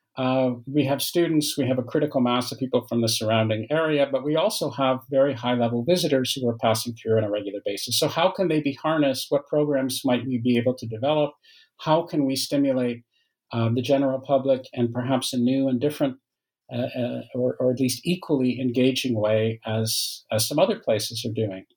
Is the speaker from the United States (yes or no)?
no; Canada; moved away as an adult; also born or lived in Waterloo, Ontario; now in France; I'm Canadian uh, by by origin, uh, although I live in uh, in France now. But I, have lived for many years in Canada